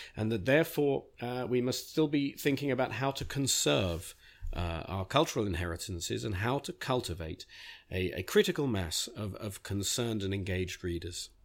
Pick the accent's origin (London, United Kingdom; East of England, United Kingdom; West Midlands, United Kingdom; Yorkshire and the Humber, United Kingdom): East of England, United Kingdom; Beechwood Park Preparatory School; moved away; I learnt English grammar in the nineteen seventies at Beechwood Park Preparatory School for Boys